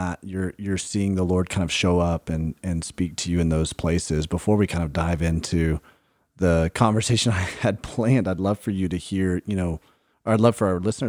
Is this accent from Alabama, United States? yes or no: yes; Birmingham, Alabama, United States; moved away; I grew up in Birmingham.